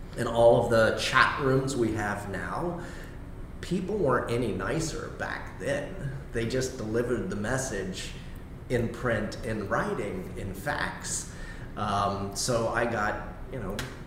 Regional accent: Miami, Florida, United States; I'm a Miami native. I grew up in Miami-Dade County in the 1980s.

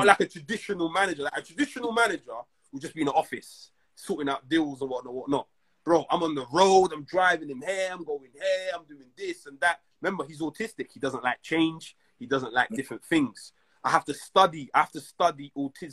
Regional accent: London, United Kingdom; I'm from South

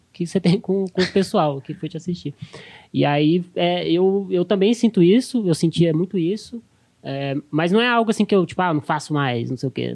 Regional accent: Brasília, Federal District, Brazil; moved away as an adult; now in São Paulo, Brazil; eu cresci, eu cresci assim, eu cresci em Brasília, em cidade satélite

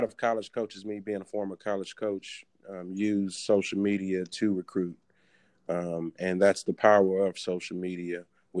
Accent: Houston, Texas, United States; moved away as an adult; also born or lived in Oklahoma; I grew up in Houston, Texas

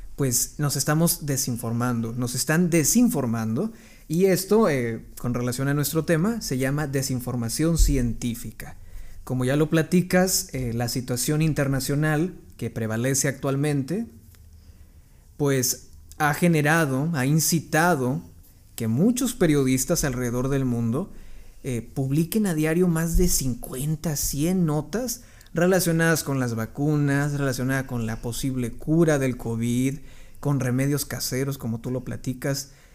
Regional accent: Mexico; la sociedad mexicana. ¿Por qué? Somos una cultura que cree más en la religión

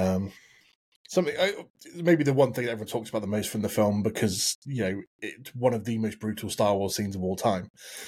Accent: United Kingdom; I'm typical British.

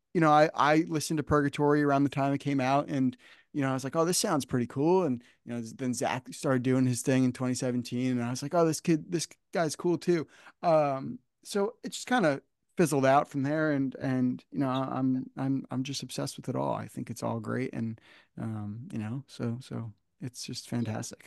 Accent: New Jersey, United States; I grew up I grew up here in New Jersey

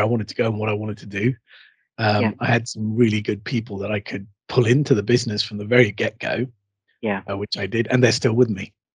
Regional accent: Bahrain; born there; also born or lived in United Kingdom; I would call myself a Heinz 57. that's because I've got a varied sort of background. I was born in Bahrain in the Persian Gulf.

